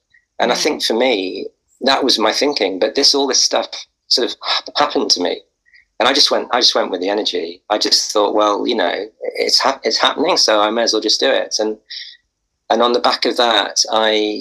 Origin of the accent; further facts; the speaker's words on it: Wales, United Kingdom; moved away; I came from Wales